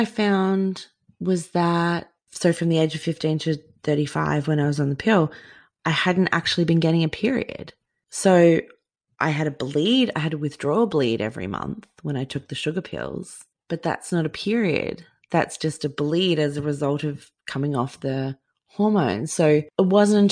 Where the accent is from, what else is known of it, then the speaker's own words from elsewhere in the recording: Queensland, Australia; growing up in Queensland